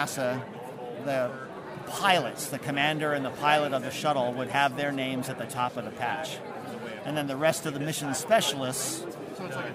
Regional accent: Baltimore, Maryland, United States; my hometown of Baltimore

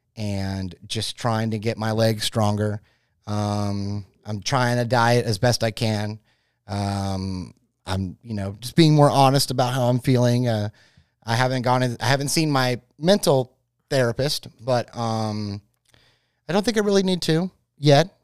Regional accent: Florida, United States; I am from Florida

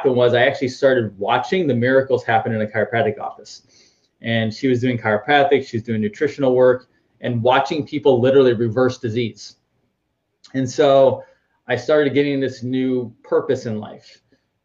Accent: Northeast, United States; moved away as an adult; also born or lived in Boston; now in Orlando, United States; I'm from the Northeast and I was tired of the snow and cold

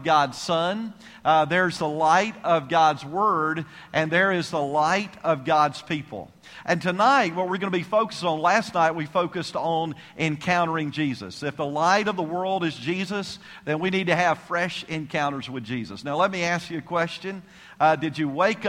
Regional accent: Savannah, Georgia, United States; I'm from Savannah, Georgia, if you know where that's at. I was raised there

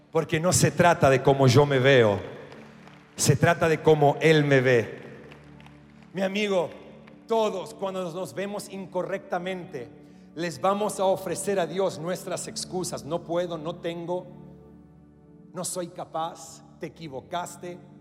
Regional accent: Australia; first language English; Spanish is a second language; moved away as an adult; also born or lived in Latin America; mi primer idioma es el inglés. Yo soy australiano. Sé que mis ojos azules y mi cabello rubio te comunica eso. Nacido en Australia

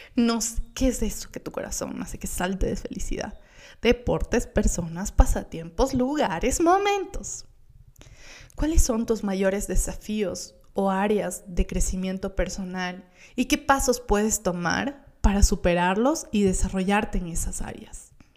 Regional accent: Gualaquiza, Morona Santiago, Ecuador; yo vengo de Gualaquiza, de Morona, Santiago, un pueblito hermoso

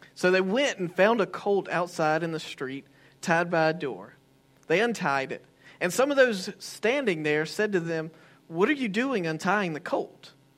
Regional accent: United States; I'm an American

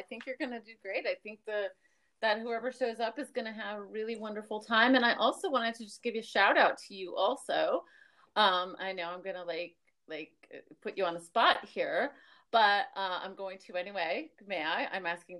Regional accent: New York, United States; also born or lived in Miami; because I'm from New York and Miami and stuff

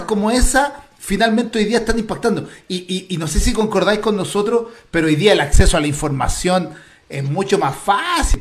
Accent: Chile; yo ya no me siento chileno, sino que me siento latinoamericano

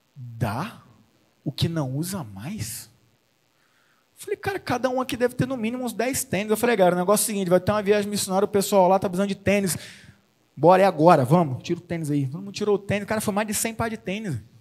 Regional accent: Espírito Santo, Brazil; now in Limeira, Brazil; eu sou capixaba

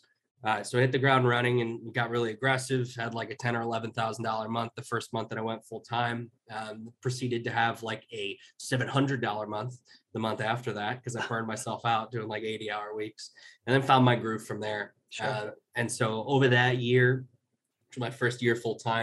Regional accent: Chicago, Illinois, United States; moved away as an adult; move back where I grew up in Chicago

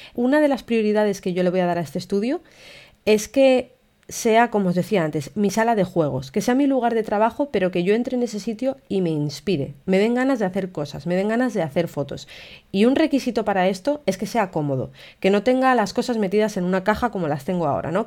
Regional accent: Castile and León, Spain; now in Gijón, Spain; yo soy de León, que hace muchísimo frío en invierno. De hecho, ahora mismo a estas horas está nevando y hay medio metro de nieve en mi pueblo

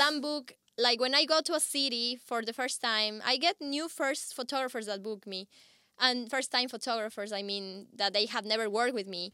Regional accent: Ecuador; moved away; I come from Ecuador

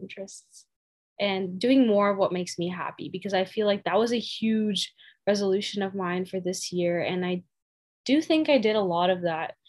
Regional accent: Texas, United States; also born or lived in Sherman, Texas; I'm from Texas, and I used to live in a pretty diverse part. Now I live in Sherman, the countryside

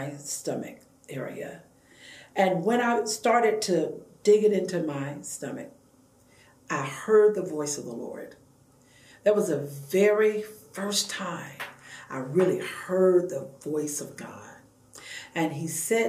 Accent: Savannah, Georgia, United States; I was born and raised in Savannah, Georgia.

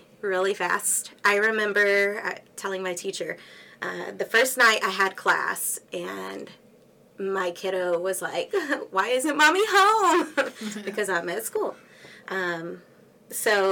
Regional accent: Axtell, Texas, United States; also born or lived in Houston, Texas / Conroe, Texas / Waco, Texas; I grew up in Axtell, a tiny town east of Waco

